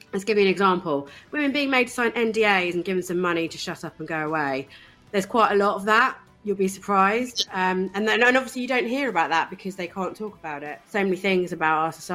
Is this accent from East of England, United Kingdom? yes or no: yes; East Anglia, East of England, United Kingdom; I grew up in East Anglia, in a really small town on the coast in East Anglia